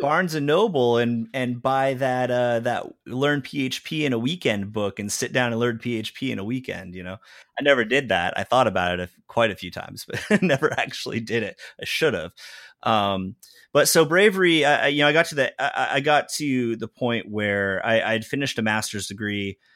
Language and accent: English; Southern California, United States; moved away as an adult; also born or lived in Greenville, Illinois / Chicago; now in Austin, United States; I grew up in Southern California